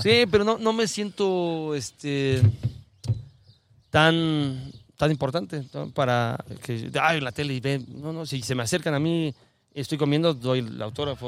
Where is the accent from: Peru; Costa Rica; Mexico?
Mexico; accent: chilango; yo nací en México